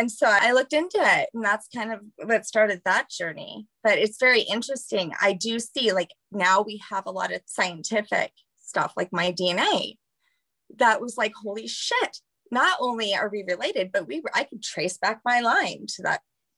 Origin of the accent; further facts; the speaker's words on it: Louisiana, United States; now in Colorado; We're from the same state, but we live, you know, in Colorado, but we're originally from Louisiana.